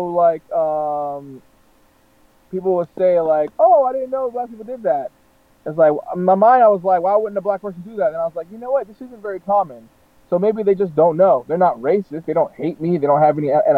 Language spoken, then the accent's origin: English; North Florida, United States; moved away; being born and raised in the South, you know, like North Florida